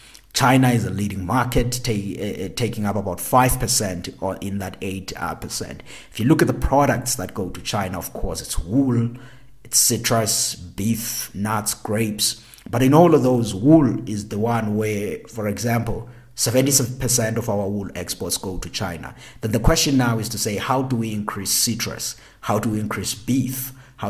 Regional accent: South Africa; as South African

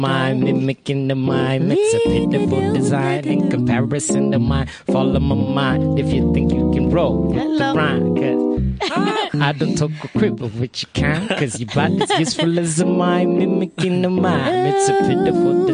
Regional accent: Soweto, Gauteng, South Africa; also born or lived in Pretoria; I'm a Zone 8 kid

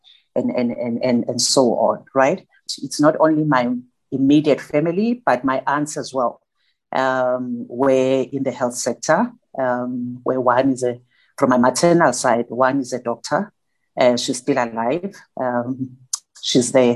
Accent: Durban, KwaZulu-Natal, South Africa; I grew up in Claremont, which is one of the townships around Durban

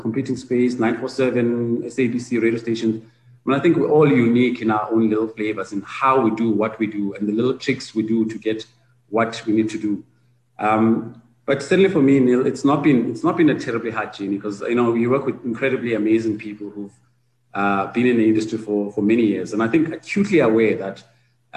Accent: South Africa; as South African practitioners

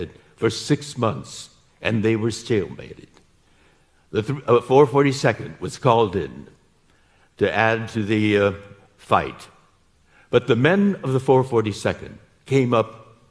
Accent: United States

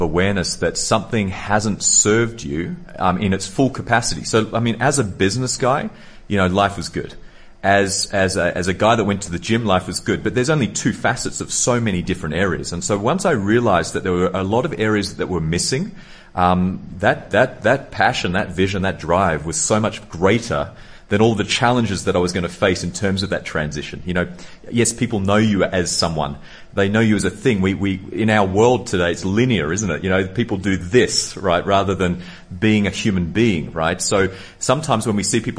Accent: Sydney, New South Wales, Australia; I was born in Sydney, Australia

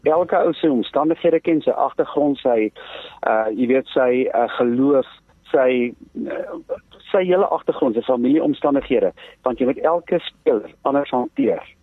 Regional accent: Johannesburg, Gauteng, South Africa; Ek kom van Johannesburg af

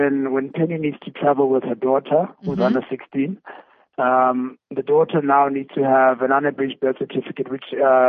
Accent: South Africa; we as a South African government

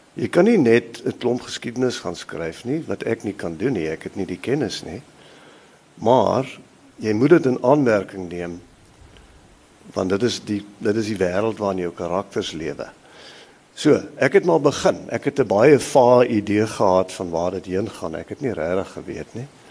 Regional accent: Highveld, Mpumalanga, South Africa; Ek is op die Hoëveld gebore in Mpumalanga en dit het my gevorm op 'n sekere manier

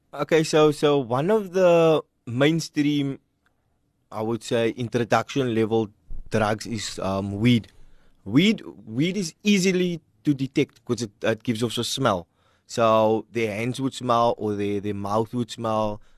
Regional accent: Cape Town, Western Cape, South Africa; our church that I grew up in is in Hanover Park

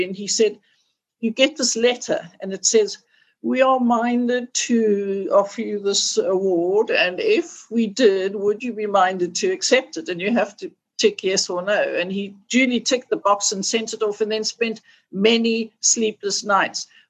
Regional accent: South Africa; as a South African-born person

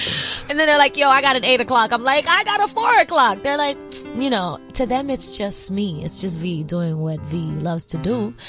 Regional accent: Arusha, Tanzania; also born or lived in New York / Paris / Nairobi; You know, I grew up in New York and I grew up in Paris and I grew up in Arusha and I grew up in Nairobi.

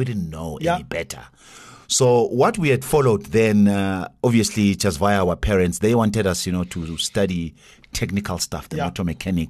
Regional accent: Soweto, Gauteng, South Africa; Grew up in Soweto.

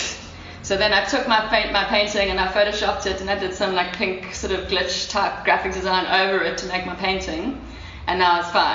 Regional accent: Durban, KwaZulu-Natal, South Africa; I grew up in Durban and I'm like fully aware of that side of the culture

